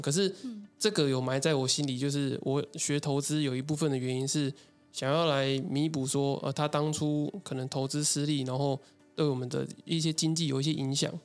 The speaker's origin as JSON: {"language": "Chinese", "town": "Tainan", "country": "Taiwan", "said": "我是台南人"}